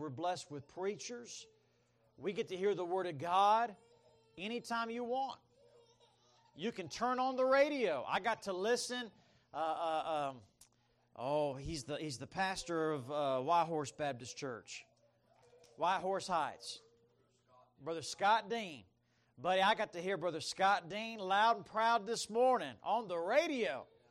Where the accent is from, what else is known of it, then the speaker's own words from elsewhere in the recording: Bahamas; I grew up in the Bahamas. I mean, I lived there. And they took me there when I was three. But my dad was a bush pilot, and we didn't have cruise ships where I lived.